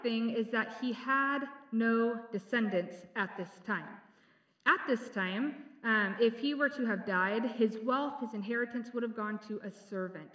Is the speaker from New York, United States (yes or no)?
no; San Diego, California, United States; I grew up in San Diego